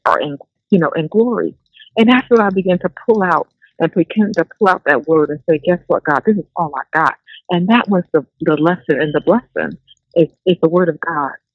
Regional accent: New Jersey, United States; I'm from Jersey

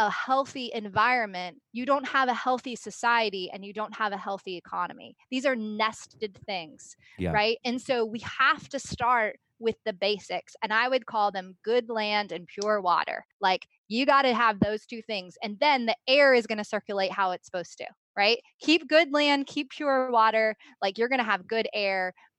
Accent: Los Angeles, California, United States; So I grew up in Los Angeles in the Reagan-Bush era, and I was in the greater Los Angeles area

